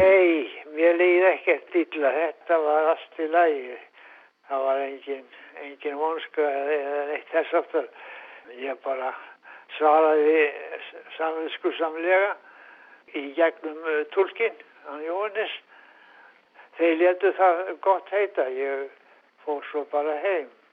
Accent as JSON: {"language": "Icelandic", "town": "Reyðarfjörður", "region": "Eastern Region", "country": "Iceland", "tie": "born or raised there", "said": "er hættur og reyðað fyrir því 1926"}